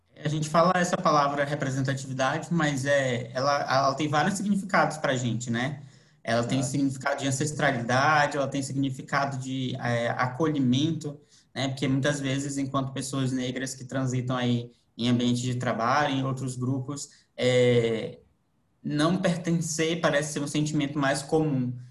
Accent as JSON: {"language": "Portuguese", "town": "Manaus", "region": "Amazonas", "country": "Brazil", "moved": "yes", "lives_now": "Florianópolis, Brazil", "said": "Eu sou de Manaus, vim para cá para Florianópolis"}